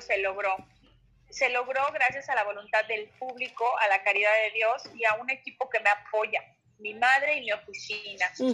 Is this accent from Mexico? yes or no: yes; Mexico City, Mexico; mi tierra aquí en la alcaldía de Iztapalapa